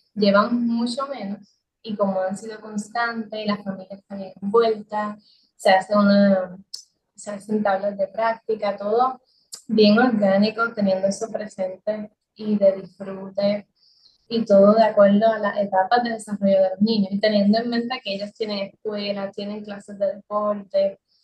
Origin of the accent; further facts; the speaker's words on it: Adjuntas, Puerto Rico; la, silueta del pueblo de Adjunta, que es de donde yo soy